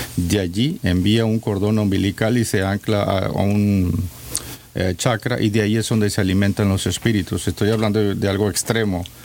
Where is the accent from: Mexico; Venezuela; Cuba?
Mexico; como mexicano que soy, la mayoría de los mexicanos estamos perdidos.